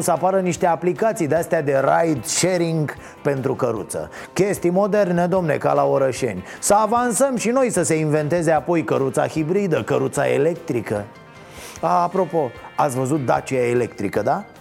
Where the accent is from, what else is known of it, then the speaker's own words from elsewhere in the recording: Romania; ne place nouă românilor